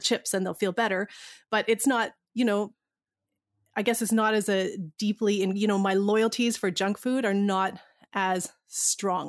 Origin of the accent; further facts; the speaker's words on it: Canada; we're, we're Canadian